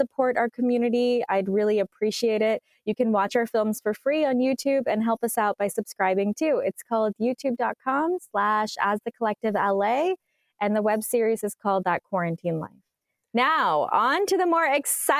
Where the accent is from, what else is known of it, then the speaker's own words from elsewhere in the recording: United States; being born and raised in America